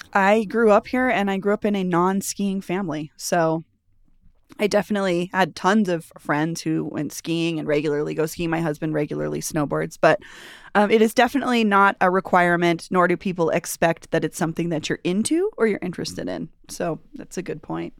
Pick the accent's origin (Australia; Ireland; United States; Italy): United States; Denver, Colorado; I grew up here